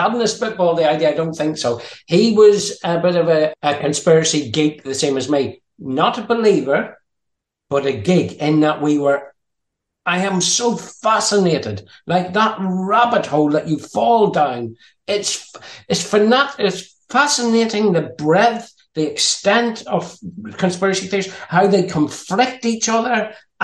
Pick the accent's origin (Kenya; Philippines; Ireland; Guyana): Ireland; also born or lived in Denmark; being Irish